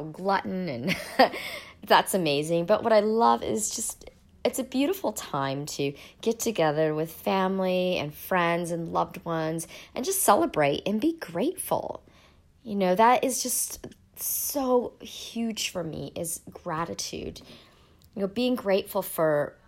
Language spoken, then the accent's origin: English; United States; now in Sydney, Australia; I'm actually an American living in Australia